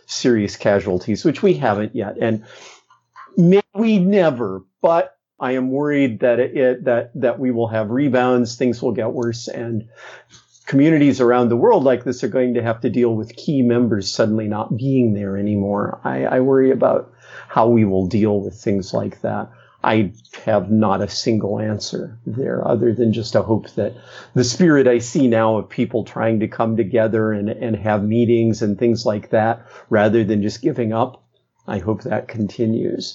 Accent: Midwest, United States; I grew up in the Midwest

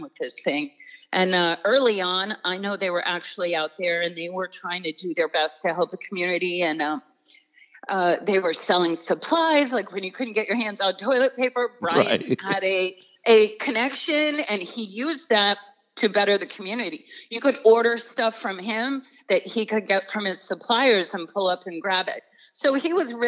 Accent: Maine, United States; I grew up very poor in Maine

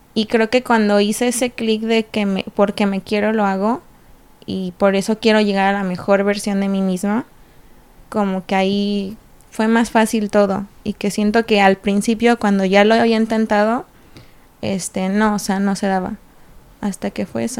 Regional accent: Puerto Vallarta, Jalisco, Mexico; moved away as an adult; also born or lived in Morelia, Michoacán; now in Monterrey, Mexico; soy nacida en Morelia, Michoacán y crecí en Puerto Vallarta

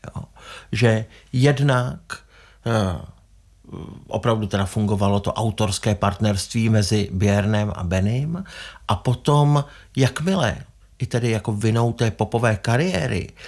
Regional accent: Czechia

